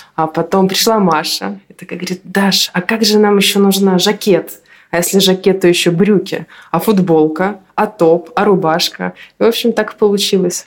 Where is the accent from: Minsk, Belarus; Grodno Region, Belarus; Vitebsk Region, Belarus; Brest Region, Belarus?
Minsk, Belarus; я из Минска